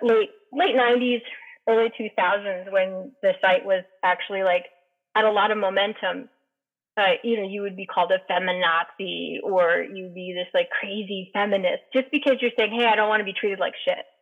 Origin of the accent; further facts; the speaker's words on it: New York, United States; I grew up in New York, and I, not New York City, but it was like right between Albany and New York City